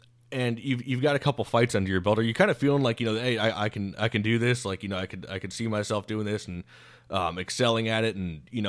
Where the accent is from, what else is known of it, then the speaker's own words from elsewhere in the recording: Tampa, Florida, United States; growing up in Tampa